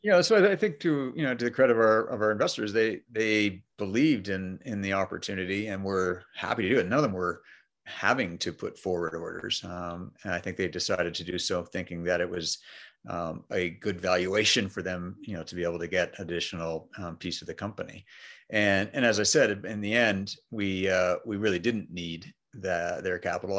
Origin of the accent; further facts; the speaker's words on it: Montreal, Quebec, Canada; first language English; moved away; So I grew up in Montreal, Canada